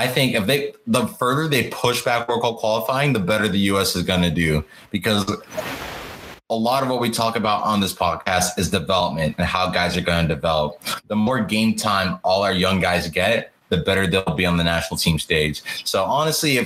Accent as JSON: {"language": "English", "region": "Connecticut", "country": "United States", "said": "I'm from Connecticut"}